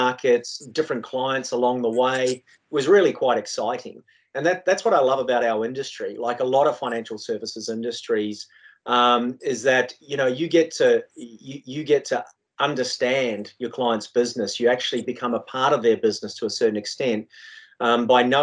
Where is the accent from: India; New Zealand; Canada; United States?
New Zealand; moved away as an adult; also born or lived in London; now in Australia; originally I was from New Zealand